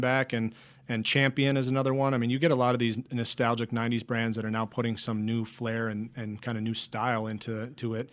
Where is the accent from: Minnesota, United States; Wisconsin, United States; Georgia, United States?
Wisconsin, United States; Eau Claire; moved away as an adult; also born or lived in New York; I went for graphic design in my hometown of Eau Claire, Wisconsin